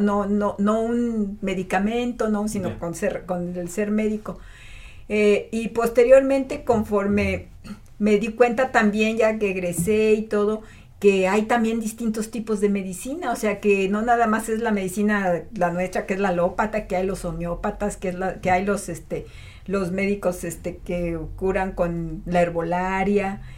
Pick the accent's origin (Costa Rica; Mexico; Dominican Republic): Mexico; Matehuala, San Luis Potosí; also born or lived in Monterrey, Nuevo León; ya a los cuatro años, que yo tenga cuatro años, mis papás se vienen a Matehuala y no, pues para mí fue maravillosa mi infancia en Matehuala